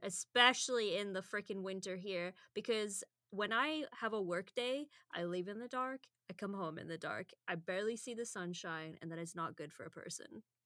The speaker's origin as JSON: {"language": "English", "country": "United Kingdom", "moved": "yes", "lives_now": "Edmonton, Canada", "said": "as the British person that's used to, like, ninety-eight percent humidity at any given time"}